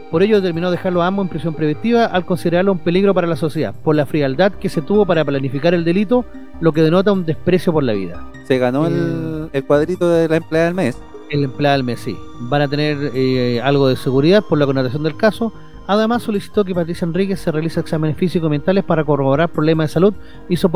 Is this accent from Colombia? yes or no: no; Puente Alto, Santiago Metropolitan Region, Chile; yo soy de Puente Alto y ella es de las Condes y por eso le dieron la pega, po.